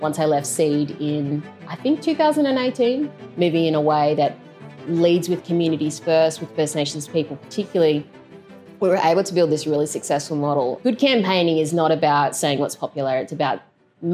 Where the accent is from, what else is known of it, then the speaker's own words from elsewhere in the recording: Lismore, New South Wales, Australia; I grew up in Lismore in northern New South Wales